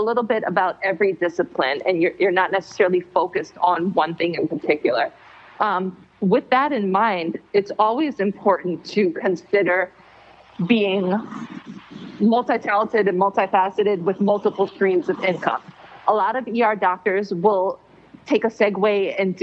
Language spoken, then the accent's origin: English; Jamaica; now in South Florida, United States; I'm from Jamaica, so I grew up with cannabis as my main medicine